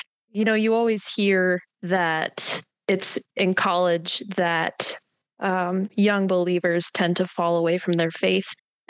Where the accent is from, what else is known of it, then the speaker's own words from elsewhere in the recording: Colorado Springs, Colorado, United States; moved away as an adult; now in Warroad, United States; I'm from Colorado Springs, Colorado.